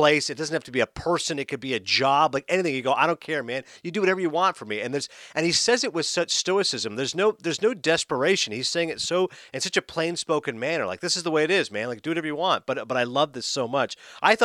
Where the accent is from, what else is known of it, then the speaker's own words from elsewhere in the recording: Toronto, Ontario, Canada; moved away; Toronto, which is my hometown.